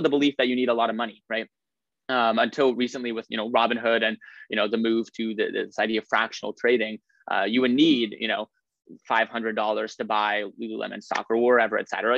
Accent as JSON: {"language": "English", "town": "Lincoln", "region": "Nebraska", "country": "United States", "tie": "born or raised there", "moved": "as an adult", "lives_now": "Stanford, United States", "said": "I'm from Lincoln, Nebraska. Uh, that's where I, I, grew up and went to high school"}